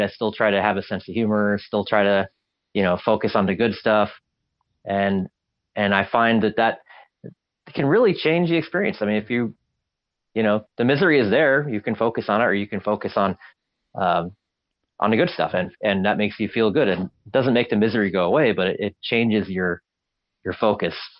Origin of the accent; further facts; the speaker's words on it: Alaska, United States; I grew up in Alaska